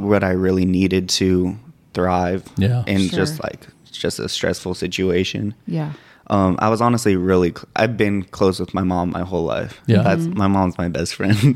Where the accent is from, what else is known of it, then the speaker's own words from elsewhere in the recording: Santa Fe, New Mexico, United States; I was born in Santa Fe, New Mexico.